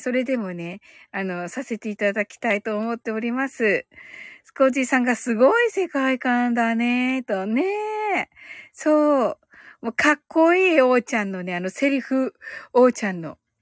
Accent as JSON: {"language": "Japanese", "region": "Kyushu", "country": "Japan", "said": "私やっぱりね、特に九州人だから"}